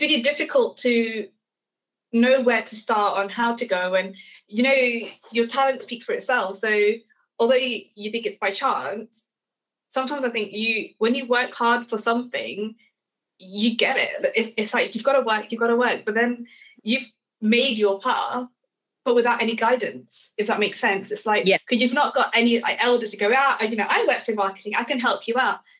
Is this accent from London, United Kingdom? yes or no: no; Leicestershire, East Midlands, United Kingdom; grew up in Leicestershire